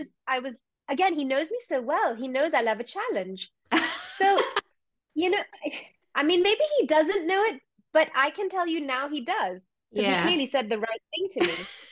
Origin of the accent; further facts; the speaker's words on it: India; It has played a big role in my life, especially as an Indian girl.